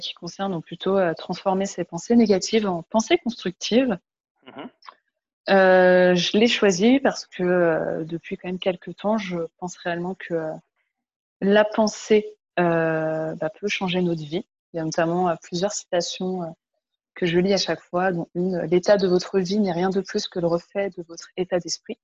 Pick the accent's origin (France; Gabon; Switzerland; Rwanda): France; moved away as an adult; now in Montreal, Canada; je suis une Française de 32 ans, ici à Montréal depuis 9 mois